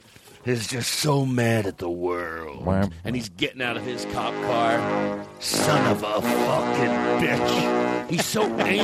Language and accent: English; Philadelphia, Pennsylvania, United States; accent: Philly; moved away; I'm from Philadelphia, and I perform there